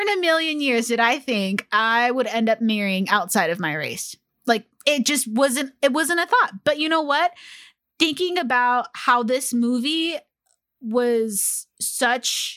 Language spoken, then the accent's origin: English; California, United States; I was born in California